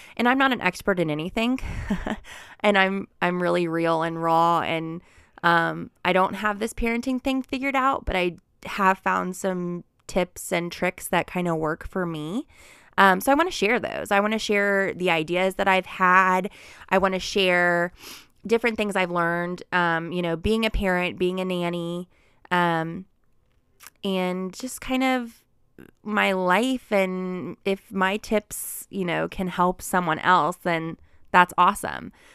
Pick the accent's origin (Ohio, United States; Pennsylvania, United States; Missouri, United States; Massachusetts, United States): Ohio, United States; Cincinnati; also born or lived in Oxford, Mississippi; I was born and raised in Cincinnati, Ohio